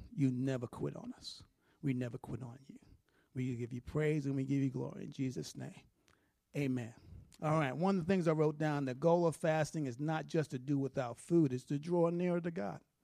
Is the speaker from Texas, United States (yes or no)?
no; New York, United States; moved away; I'm a New Yorker